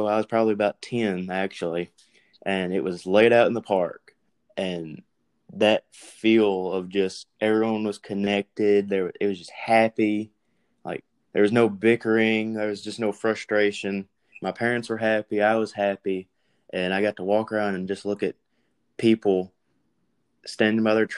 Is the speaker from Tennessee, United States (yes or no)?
yes; Milan, Tennessee, United States; I'm from Milan, Tennessee